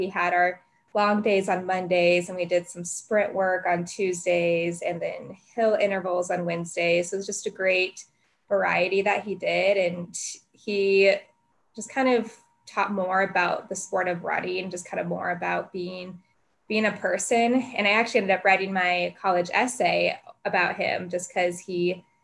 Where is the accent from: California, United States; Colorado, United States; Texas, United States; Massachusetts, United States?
Colorado, United States; I was born and raised in Colorado, born in a little suburban place, a little south of downtown